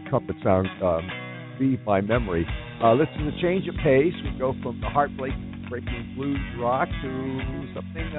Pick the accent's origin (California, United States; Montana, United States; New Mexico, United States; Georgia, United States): California, United States; Los Angeles; a native Los Angelino